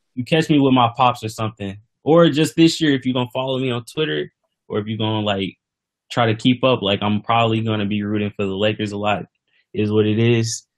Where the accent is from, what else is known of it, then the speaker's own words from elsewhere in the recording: St. Louis, Missouri, United States; I'm from St. Louis